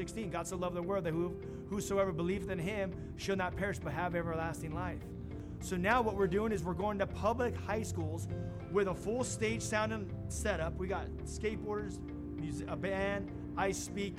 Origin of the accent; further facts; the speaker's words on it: Los Angeles, California, United States; I grew up in Los Angeles, California